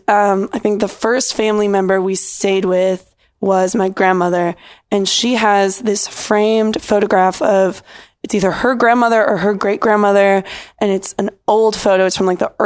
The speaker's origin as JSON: {"language": "English", "region": "Pennsylvania", "country": "United States", "tie": "born or raised there", "moved": "yes", "said": "we stayed with my parents in my hometown in Pennsylvania"}